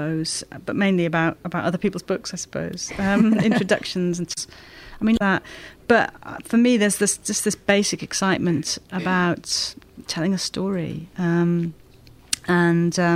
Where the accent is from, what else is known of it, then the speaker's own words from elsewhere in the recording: Wales, United Kingdom; moved away as an adult; also born or lived in Kent / Lancaster; now in London, United Kingdom; I'm Welsh